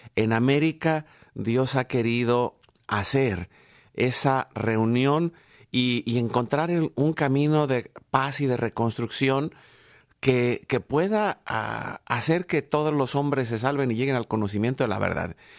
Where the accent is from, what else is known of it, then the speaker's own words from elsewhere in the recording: Mexico; yo soy mexicano